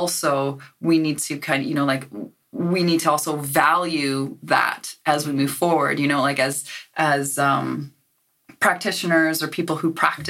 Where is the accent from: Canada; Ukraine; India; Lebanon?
Canada; moved away as an adult; now in Aberdeen, United Kingdom; I'm from Canada